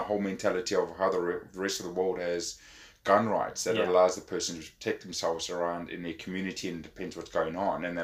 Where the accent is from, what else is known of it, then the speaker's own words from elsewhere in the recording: South Africa; now in New Zealand; me growing up in South Africa